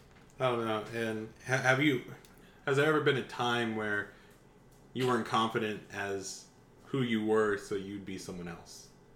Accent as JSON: {"language": "English", "region": "North West England", "country": "United Kingdom", "said": "And I'd be like, I'm actually from Manchester, England. Well, actually, just a small town outside of Manchester."}